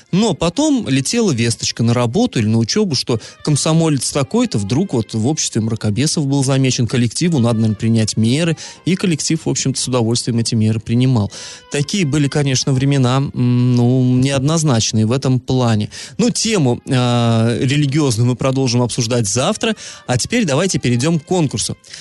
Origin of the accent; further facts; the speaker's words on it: Iriklinsky / Iriklinskoye Reservoir, Orenburg Oblast, Russia; moved away; Реклинск, на Реклинское водохранилище, на малую родину свою